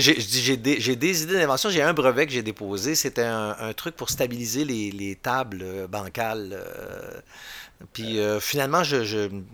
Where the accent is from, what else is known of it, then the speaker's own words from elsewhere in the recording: Bois-Francs, Quebec, Canada; je viens de, du centre du Québec, Bois-Franc. Puis, quand j'étais jeune, c'était le comté de mégantique